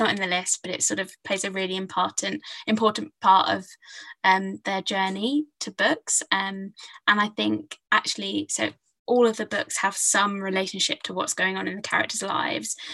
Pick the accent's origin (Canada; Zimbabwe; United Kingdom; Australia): United Kingdom; Hertfordshire, East of England; I grew up in Hertfordshire, so kind of north of London